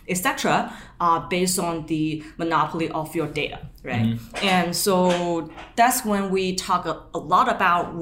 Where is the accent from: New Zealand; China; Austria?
China; moved away as an adult; also born or lived in Pittsburgh, United States / Bay Area, United States; now in San Francisco, United States; I was born and raised back in China